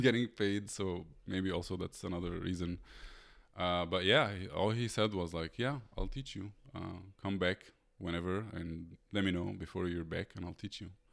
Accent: Egypt; moved away as an adult; I'm from Egypt.

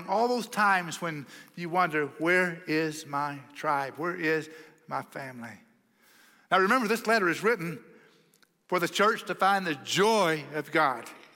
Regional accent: Oklahoma, United States; now in Texas, United States; I grew up in Oklahoma, you know, the promised land

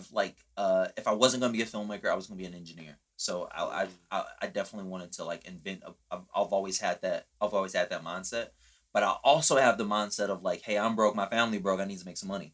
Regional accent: Chicago, Illinois, United States; also born or lived in Houston; I grew up in Chicago

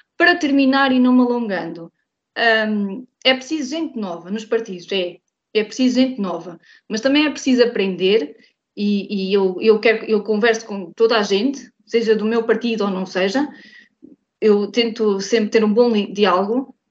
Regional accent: Vagos, Centro, Portugal; sou de Santo António

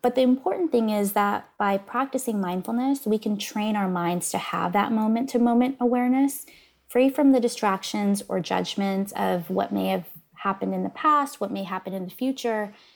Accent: Northern California, United States; I grew up in Northern California.

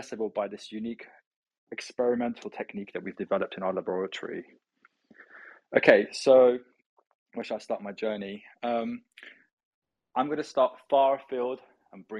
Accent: London, United Kingdom; We're ethnically Iranian. I grew up in London

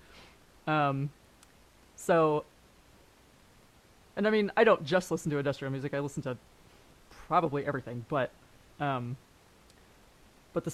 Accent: San Francisco, California, United States; moved away as an adult; also born or lived in Canada / Germany; now in Los Angeles, United States; I grew up in San Francisco. I wasn't born there, but I grew up there.

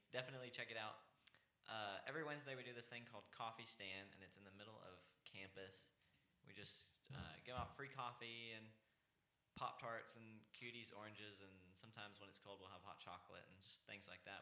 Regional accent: North Richland Hills, Texas, United States; accent: cornbread; also born or lived in Dallas, Texas / Plano, Texas; went to a church in um, North Richland Hills, which is kind of near Fort Worth

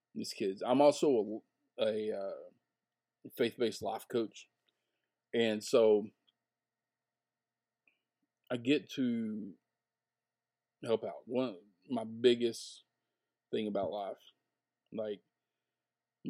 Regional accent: the South, United States; where I grew up in the South.

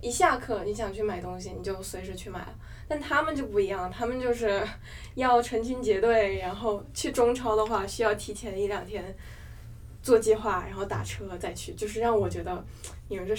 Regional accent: Wuhan, Hubei, China; moved away as an adult; now in Boston, United States; 我是准大二的学生，在波士顿读本科，来自湖北武汉。

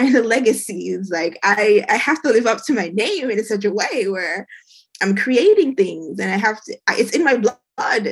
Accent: Jamaica; moved away as an adult; I was born and raised in Jamaica

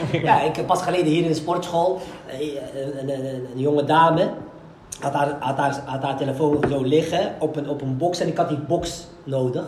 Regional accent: Morocco; ik ben een Marokkaan

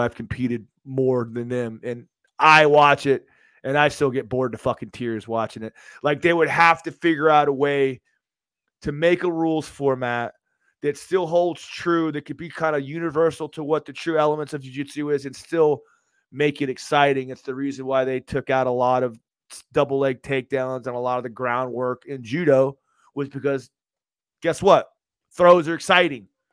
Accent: Tampa, Florida, United States; I grew up in Tampa my entire life

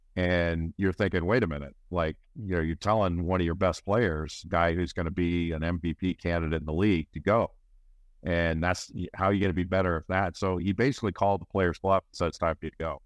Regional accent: Los Angeles, California, United States; moved away; I grew up in California, Los Angeles

